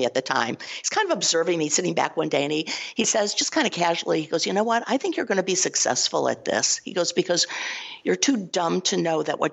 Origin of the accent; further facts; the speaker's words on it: Cleveland, Ohio, United States; I'm originally from Cleveland, Ohio